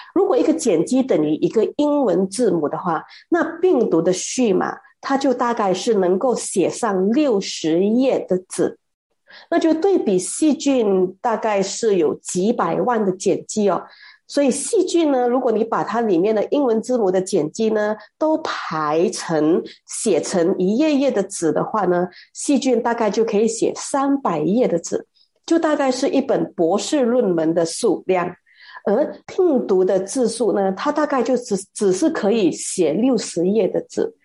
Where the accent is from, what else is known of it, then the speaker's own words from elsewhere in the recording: Malaysia; 而我们马来西亚人呢，是这两年才养成那种戴口罩跟群力洗手的习惯的